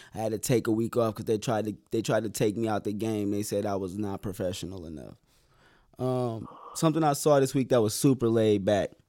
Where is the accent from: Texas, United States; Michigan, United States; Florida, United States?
Michigan, United States; Flint; we are both from Flint